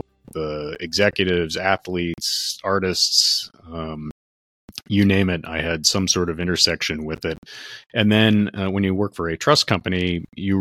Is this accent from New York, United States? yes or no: yes; Westchester County, New York, United States; I grew up in Westchester County, New York, which is a wealthy county in the U.S. and in New York State in particular